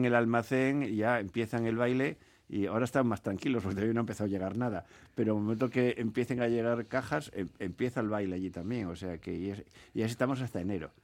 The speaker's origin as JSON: {"language": "Spanish", "region": "Asturias", "country": "Spain", "moved": "yes", "lives_now": "Bizkaia, Spain", "said": "mi tierra, yo soy asturiano"}